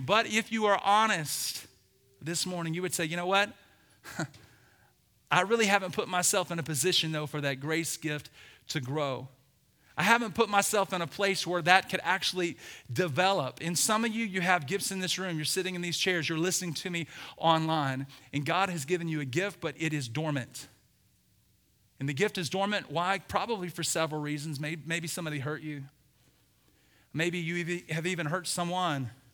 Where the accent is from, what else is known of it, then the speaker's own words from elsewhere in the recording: Birmingham, Alabama, United States; I grew up in Birmingham, Alabama.